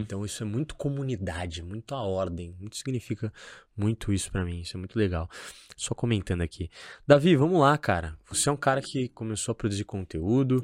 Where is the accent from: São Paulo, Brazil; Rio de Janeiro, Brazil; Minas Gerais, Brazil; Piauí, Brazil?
São Paulo, Brazil; moved away as an adult; now in Florianópolis, Brazil; Eu, por exemplo, hoje eu moro em Florianópolis. Uhum. Eu sou de São Paulo. Minha cultura é de São Paulo.